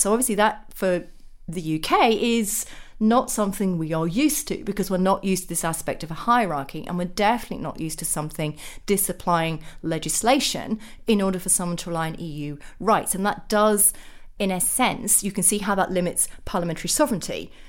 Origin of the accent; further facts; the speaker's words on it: Sheffield, Yorkshire and the Humber, United Kingdom; I'm a working class Sheffielder by birth. So if you go back to my hometown